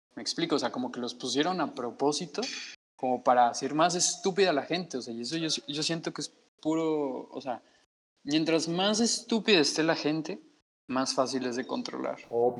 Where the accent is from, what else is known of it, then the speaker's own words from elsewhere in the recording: Mexico; moved away; el, el, mexicano está dentro de mí